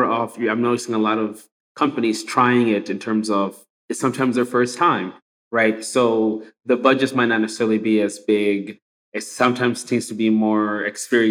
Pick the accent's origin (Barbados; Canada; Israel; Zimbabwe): Zimbabwe; now in United States; I'm immigrant from Zimbabwe. I come here to America. And even since I've been here for almost 20 years